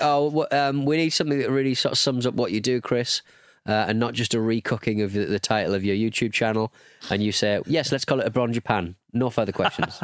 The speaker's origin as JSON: {"language": "English", "country": "United Kingdom", "said": "we're British"}